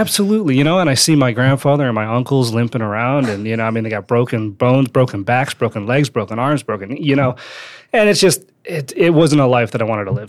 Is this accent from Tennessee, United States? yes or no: no; Wisconsin, United States; also born or lived in Northridge, California; So I, uh, I grew up in Wisconsin. That's not where I was born. I was born in, uh, North Ridge, California, but I moved to, uh, to Wisconsin when I was, like, five, spent, uh, most of my life there